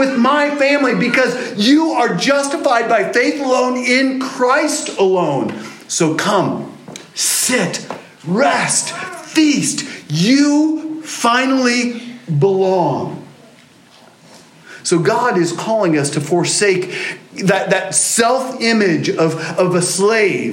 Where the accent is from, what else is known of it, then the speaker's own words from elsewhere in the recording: England, United Kingdom; as an English person